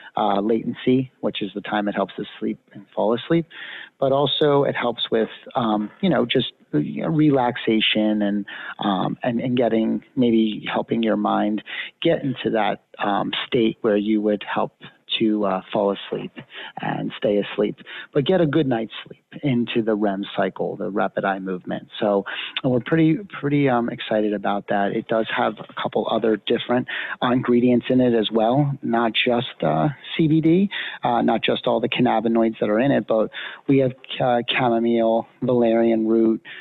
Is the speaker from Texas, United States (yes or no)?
no; Pennsylvania, United States; moved away; I'm actually from Pennsylvania originally